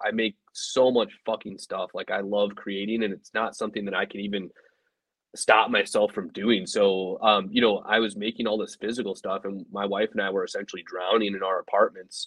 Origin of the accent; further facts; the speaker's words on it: Elkhart, Indiana, United States; I grew up in Northern Indiana.